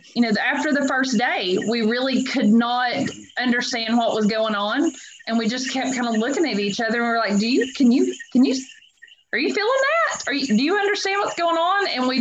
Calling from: U.S. Virgin Islands; we are calling from St. Croix in the U.S. Virgin Islands.

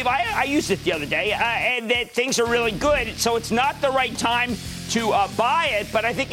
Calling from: Connecticut, United States; Hi, Jim. I'm … from Connecticut.

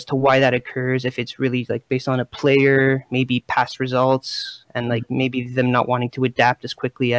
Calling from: Montreal, Quebec, Canada; first language French; English is a second language; I'm calling from Montreal, Quebec.

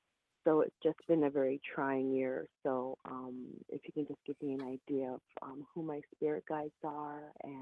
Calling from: Toronto or Mississauga, Ontario, Canada; Hi, I'm calling from Toronto or Mississauga, Canada.

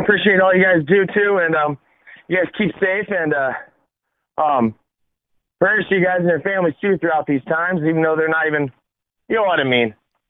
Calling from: Richland, Washington, United States; I'm calling from the wonderful Tri-Cities area here in Richland, Washington.

